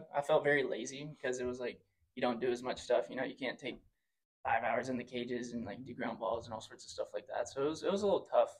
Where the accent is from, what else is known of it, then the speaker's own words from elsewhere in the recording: Dawson, Texas, United States; I'm from outside of Waco, small town, Dawson, Texas